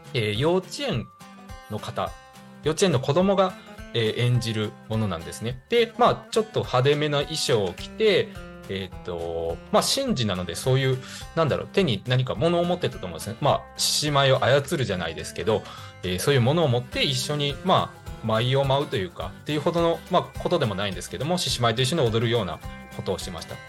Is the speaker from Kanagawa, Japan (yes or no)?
no; Higashikagawa, Kagawa, Japan; 地元香川県東香川市を深く愛する男